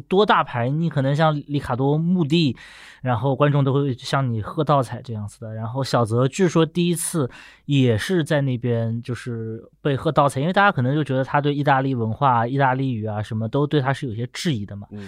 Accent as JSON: {"language": "Chinese", "town": "Nanjing", "region": "Jiangsu", "country": "China", "tie": "born or raised there", "said": "我出生地南京"}